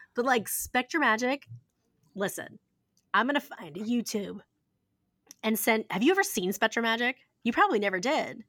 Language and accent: English; Ohio, United States; I grew up in Ohio